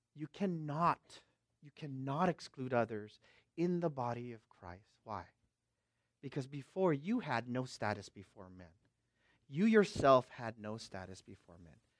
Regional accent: Bay Area, West Coast, United States; I'm from the West Coast

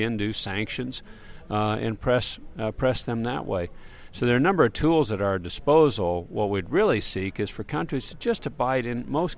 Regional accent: Kansas, United States; I'm American, raised in Kansas

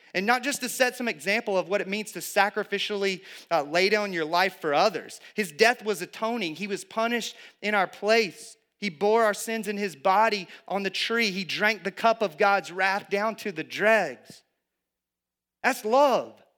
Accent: the South, United States; I grew up in the South

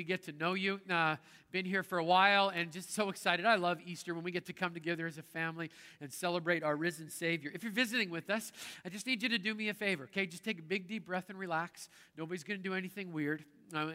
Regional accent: Canada; I grew up in Canada and that's how we roll north of the border.

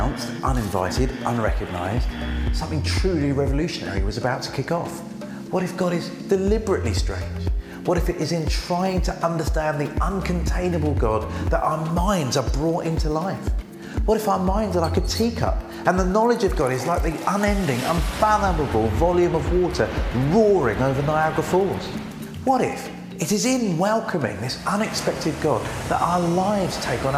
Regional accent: Brighton, South East England, United Kingdom; I'm from Brighton

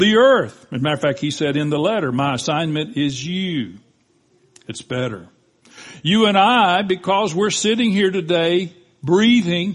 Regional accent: Panama City, Florida, United States; I was born in Bay Memorial Hospital in Bay County, Florida. The minute I took my first breath, I was a citizen of the United States of America, of Bay County, and of Panama City, Florida.

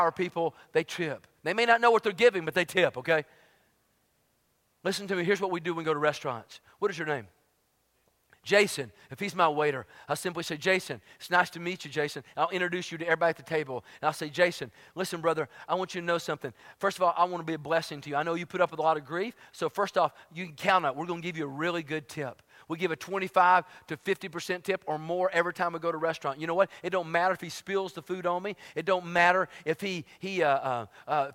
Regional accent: Tennessee, United States; moved away as an adult; also born or lived in Dallas, Texas / Fort Worth, Texas; I'm from Tennessee

